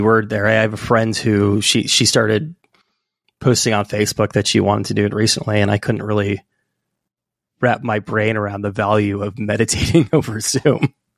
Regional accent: California, United States; moved away as an adult; also born or lived in Santa Cruz, California; now in New York City, United States; I live in New York City now, but I'm from California

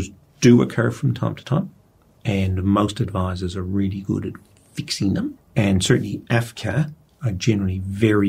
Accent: Australia

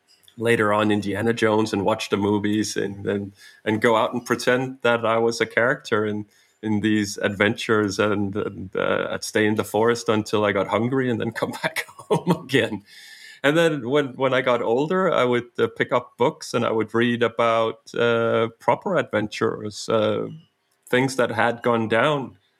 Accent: Denmark; English is a second language; also born or lived in Canada / United States; I was born in Denmark, but almost initially we got on a plane and flew to Canada. And we lived 4 years in Canada and then 2.5 years in the US and then came back to Denmark when I was coming close to 7 years of age.

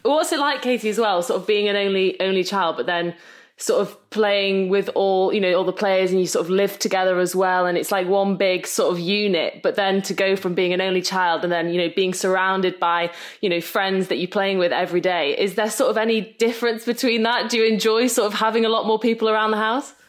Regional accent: Netherlands; I'm from the Netherlands.

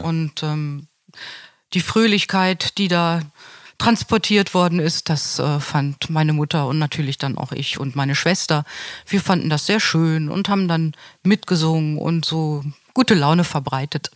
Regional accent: Hanover, Lower Saxony, Germany; moved away as an adult; also born or lived in Grand Ledge, Michigan / Amsterdam / London / Braunschweig; now in Münster, Germany; was Hannover betrifft, meine alte Heimat.

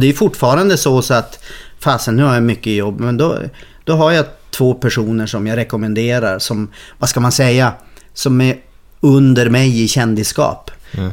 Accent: Norrland, Sweden; moved away as an adult; also born or lived in Stockholm; now in Gothenburg, Sweden; jag är norrlänning

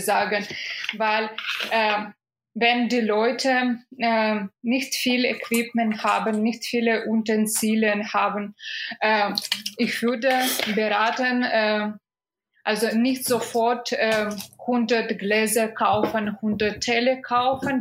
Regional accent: Minsk, Belarus; German is a second language; moved away as an adult; now in Germany; ich bin aus Minsk

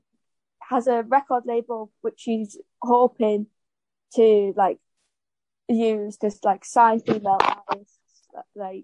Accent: North East England, United Kingdom; we're all from the Northeast, which is quite obviously a disadvantaged area

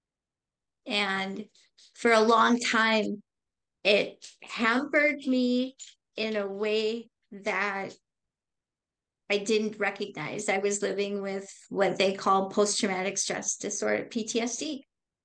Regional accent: Racine, Wisconsin, United States; I grew up in Racine, Wisconsin

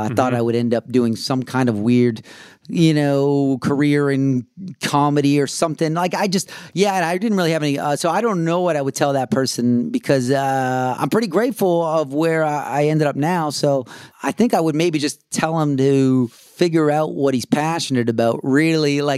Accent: Canada; moved away; also born or lived in Austin, Texas; us being Canadian

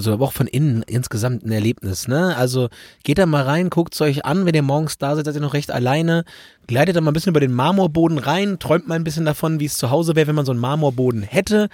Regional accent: Germany; bei uns in Deutschland

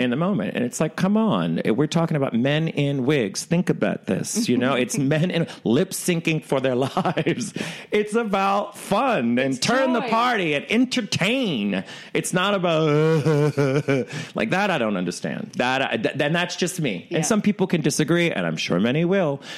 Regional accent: the South, United States; now in New York, United States; I come from the South where where they're really welcoming

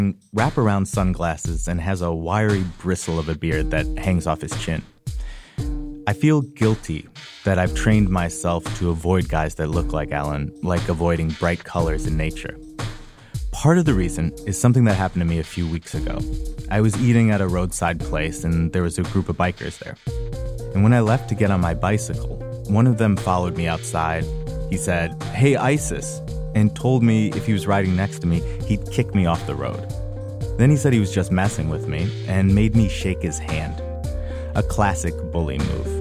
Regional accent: Wisconsin, United States; now in Oakland, United States; I start where I live now, in Oakland, California. Then go back to where I was born, Wisconsin

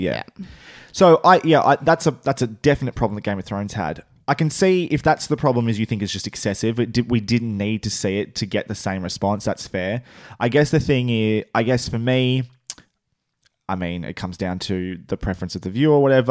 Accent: Australia; accent: Australian; our, our accents.

